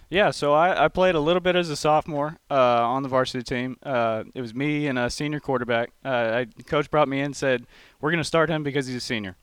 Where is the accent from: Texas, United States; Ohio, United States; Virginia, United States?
Texas, United States; College Station; accent: twang; now in Mount Pleasant; I'm from College Station, Texas